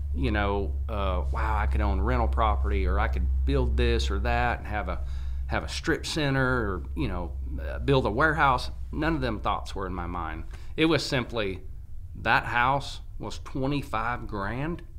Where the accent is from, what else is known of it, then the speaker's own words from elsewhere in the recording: California, United States; now in Sheffield, United States; growing up in California